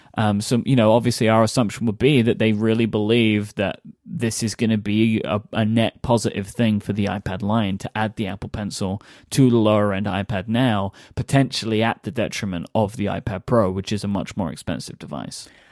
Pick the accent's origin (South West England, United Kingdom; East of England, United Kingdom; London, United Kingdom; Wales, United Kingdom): London, United Kingdom; I grew up in London